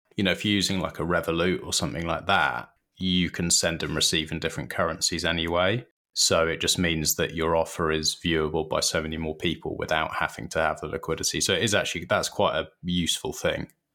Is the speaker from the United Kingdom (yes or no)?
yes; United Kingdom; we're British